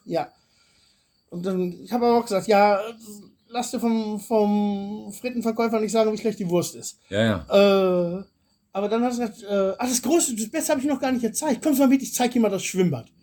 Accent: Swabia, Baden-Württemberg, Germany; now in Bulgaria; jetzt komme ich aus der Ecke

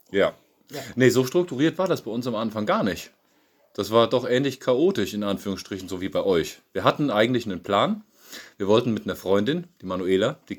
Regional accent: Siegen, North Rhine-Westphalia, Germany; moved away as an adult; now in Bratnitsa, Bulgaria; In Siegen bin ich geboren

